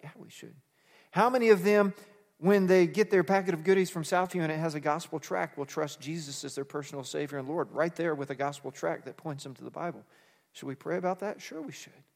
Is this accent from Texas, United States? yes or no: yes; Fort Worth, Texas, United States; I grew up in suburbia in Fort Worth, Texas